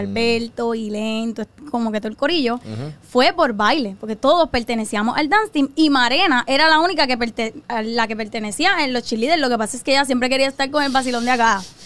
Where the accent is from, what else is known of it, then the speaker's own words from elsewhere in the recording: Carolina, Puerto Rico; yo soy nacida y criada de Carolina